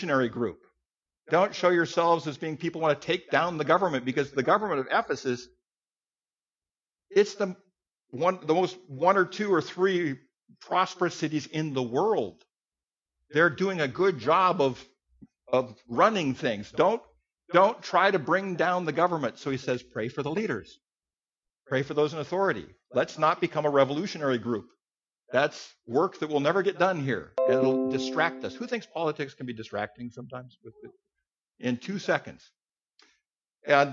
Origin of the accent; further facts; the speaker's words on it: United States; I'm an American guy